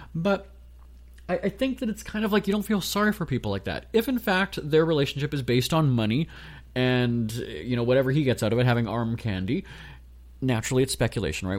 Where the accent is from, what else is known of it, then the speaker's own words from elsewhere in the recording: Winnipeg, Manitoba, Canada; I'm a guy from Winnipeg